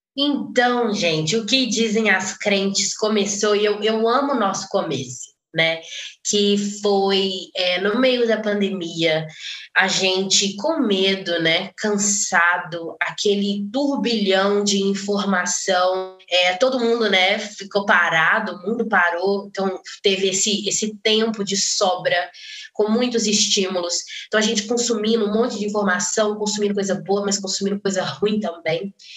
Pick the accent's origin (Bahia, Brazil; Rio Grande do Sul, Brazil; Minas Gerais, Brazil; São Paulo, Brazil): Minas Gerais, Brazil; Belo Horizonte; eu sou de Belo Horizonte, Minas Gerais, a terra do pão de queijo, graças a Deus. É, eu sou membro da Igreja Esperança, nasci e, cri, e fui criada lá